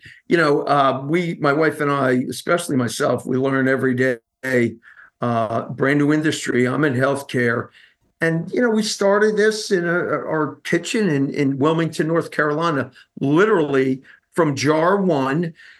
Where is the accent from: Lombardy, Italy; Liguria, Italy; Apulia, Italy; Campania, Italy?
Liguria, Italy; Genoa; English is a second language; now in United States; I'm from Genoa, Italy, a small town by Lake Como.